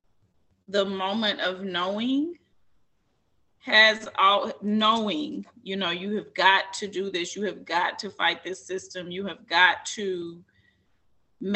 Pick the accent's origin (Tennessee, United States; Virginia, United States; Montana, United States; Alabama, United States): Tennessee, United States; Columbia; I was born in Columbia, Tennessee